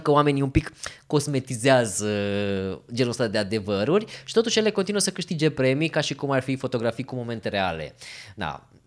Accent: Romania; sunt fotograf din România

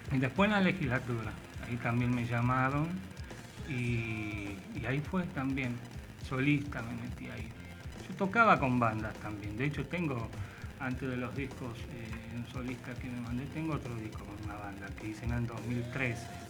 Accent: Temperley, Buenos Aires Province, Argentina; Yo soy de acá del Temperley.

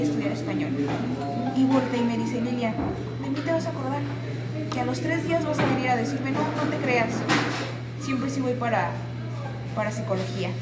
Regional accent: San Luis Potosí, Mexico; soy originaria de, San Luis Potosí. Eh, toda mi vida he radicado aquí.

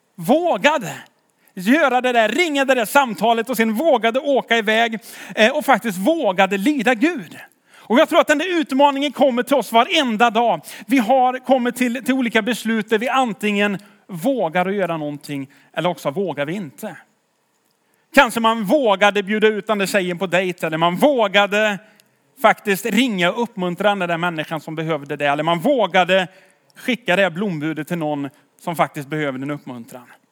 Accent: Tidaholm, Västra Götaland, Sweden; jag är från Tidaholm.

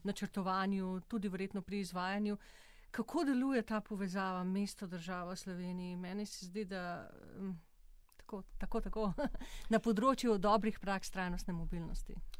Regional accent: Slovenia

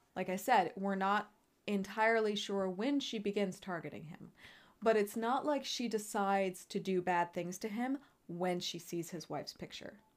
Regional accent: United States; we are American

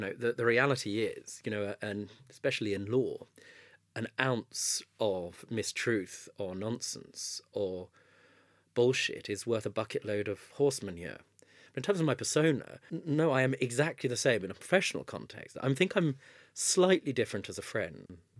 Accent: Southgate, London, United Kingdom; I grew up in Southgate

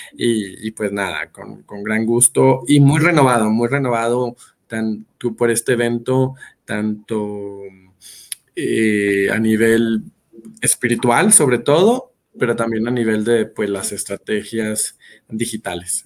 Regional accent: Monterrey, Nuevo León, Mexico; moved away as an adult; now in Mexico City, Mexico; vivo entonces en la Ciudad de México, aunque soy originario de Monterrey

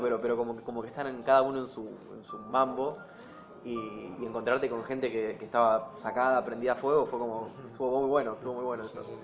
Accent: Rosario, Santa Fe, Argentina; nosotros que somos de Rosario

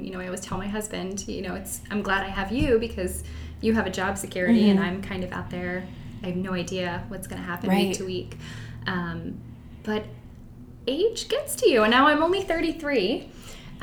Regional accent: Canton, Ohio, United States; I'm from Canton, mm-hmm. the home of the Football Hall of Fame

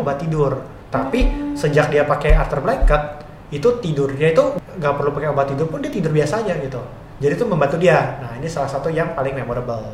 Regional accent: Indonesia; sebagai eh, orang Indo

